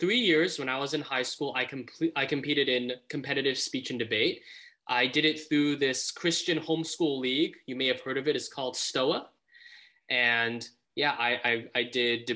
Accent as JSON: {"language": "English", "country": "Malaysia", "tie": "born or raised there", "moved": "yes", "lives_now": "United States", "said": "I was born in Malaysia"}